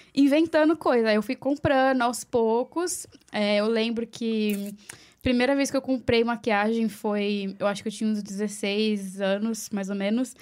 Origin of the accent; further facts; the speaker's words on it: Mogi das Cruzes, São Paulo, Brazil; moved away as an adult; now in New York City, United States; Eu sou de Mogi das Cruzes, São tá. Paulo. É, grande São Paulo, ali na região de Suzano, Poá